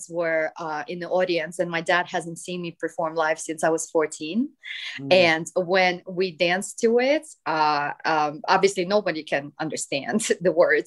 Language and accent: English; Siberia, Russia; moved away; also born or lived in United States / United Kingdom; I was from Siberia, he's from Siberia, and then we met together when I was 13, you know, and then we moved to the US together, and then UK